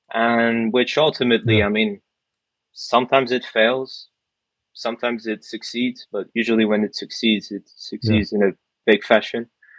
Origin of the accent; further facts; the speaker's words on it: Dubai, United Arab Emirates; also born or lived in England; now in France; I was born in France, then quickly moved to Dubai, Abu Dhabi as well, where I lived pretty much 17 years before moving to England